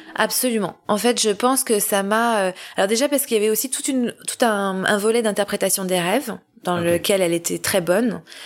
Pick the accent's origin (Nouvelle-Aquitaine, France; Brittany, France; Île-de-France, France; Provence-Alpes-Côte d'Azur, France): Île-de-France, France; Paris; born or raised there; moved away as an adult